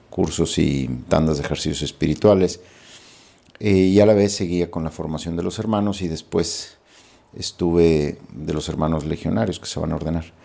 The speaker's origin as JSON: {"language": "Spanish", "town": "Monterrey", "region": "Nuevo León", "country": "Mexico", "tie": "born or raised there", "also_born_or_lived": "Torreón, Coahuila / Cheshire, Connecticut / Spain / Rome", "moved": "as an adult", "said": "Yo nací en Torreón, Coahuila, pero crecí aquí en Monterrey."}